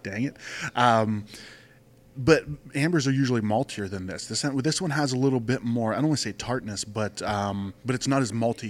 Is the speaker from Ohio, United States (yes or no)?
yes; Youngstown, Ohio, United States; now in Arizona, United States; No, I'm from Ohio. So I grew up in Ohio. I grew up around like Youngstown, Ohio.